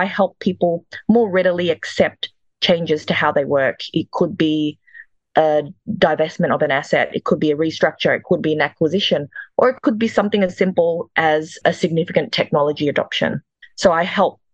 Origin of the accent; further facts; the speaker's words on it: Perth, Western Australia, Australia; also born or lived in Jakarta, Indonesia; I'm Indonesian. I was born in Jakarta, the capital. I came to Australia in the single digits, and my family, I moved with my grandparents. They first settled in Perth